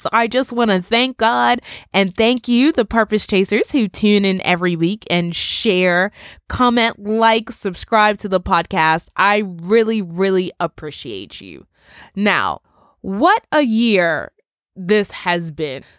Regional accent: Bermuda; my island, my home country of Bermuda, where we are still under curfew regulations

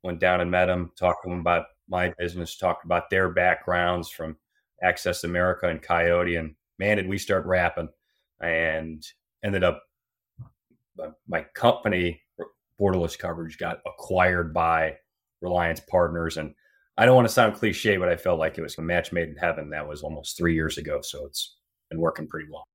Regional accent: Cleveland, Ohio, United States; moved away; also born or lived in Laredo, Texas / Cincinnati, Ohio; I grew up in Cleveland, went to the Fisher College of Business

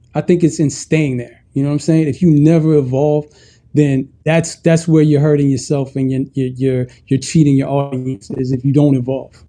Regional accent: Ethiopia; moved away; I'm originally from Ethiopia

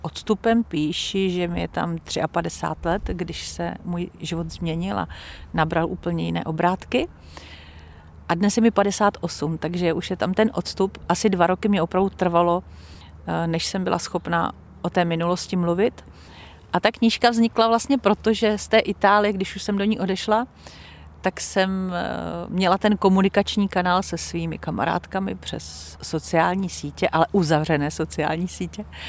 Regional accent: Czechia; moved away as an adult; now in Italy; narodila jsem se tady v Čechách. Prožila jsem tady velkou část svého života profesního i soukromého

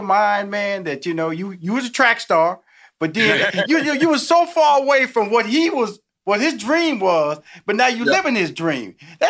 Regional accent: Houston, Texas, United States; Because, you know, we all sit back, Thomas, because we're both from Houston.

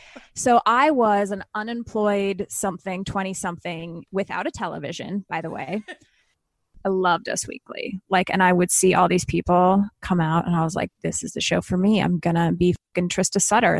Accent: Canada; I'm Canadian

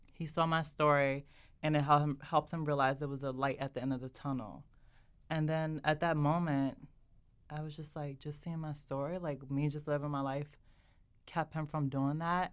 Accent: Maryland, United States; I come from Maryland, an all-Black area

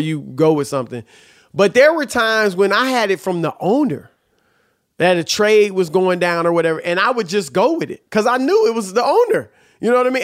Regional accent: Cleveland, Ohio, United States; I'm from Cleveland

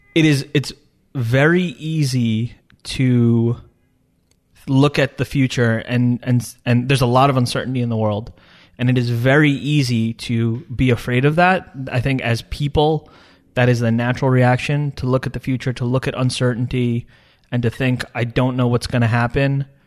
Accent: Long Island, New York, United States; also born or lived in Dubai; State University of Stony Brook on Long Island, uh, near where I grew up

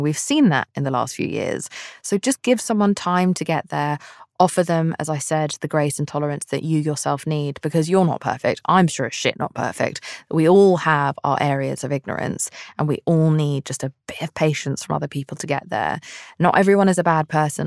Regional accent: United Kingdom; I'm British

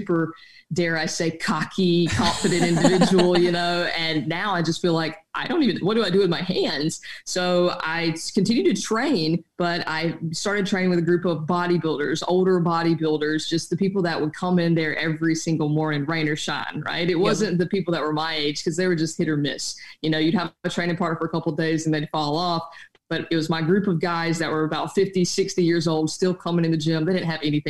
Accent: South Carolina, United States; I grew up in South Carolina, so I'm from a family where physical labor is kind of just part of the duty

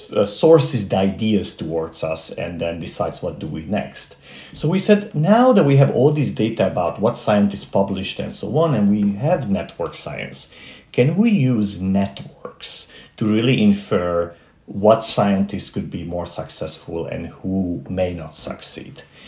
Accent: Transylvania, Romania; moved away; growing up in Transylvania, which does exist, uh-huh. and it's not Pennsylvania, uh, uh, this is actually part of Romania

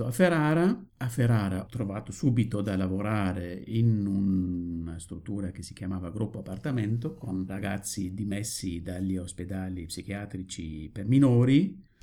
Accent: Dortmund, North Rhine-Westphalia, Germany; Italian is a second language; moved away as an adult; also born or lived in Siegen / Münster / Berlin; now in Italy; io mm, sono nato in Germania, sono cresciuto in Germania, sono nato a Dortmund

